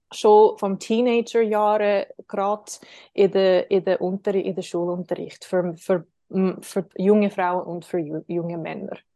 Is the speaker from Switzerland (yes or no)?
yes; Switzerland; wir können das auch machen als Schweizer